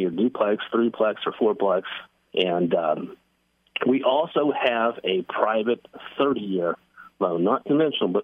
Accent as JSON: {"language": "English", "town": "Rockwall", "region": "Texas", "country": "United States", "tie": "born or raised there", "also_born_or_lived": "Corinth, Texas / Flower Mound, Texas", "said": "I'm very local. I grew up in Rockwall"}